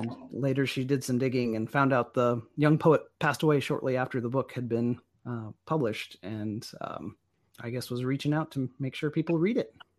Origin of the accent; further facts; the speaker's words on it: Enid, Oklahoma, United States; also born or lived in Norman, Oklahoma; I grew up outside of Enid, out on the old, uh, flat plains where you can see twenty miles in every direction.